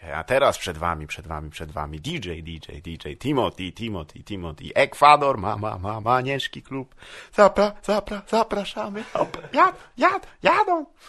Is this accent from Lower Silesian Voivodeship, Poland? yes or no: yes; Wrocław, Lower Silesian Voivodeship, Poland; also born or lived in Psary; Ja jestem z Wrocławia. Y, tam się urodziłem i tam też się wychowałem większą część swojego życia, a potem się przeprowadziłem do Psar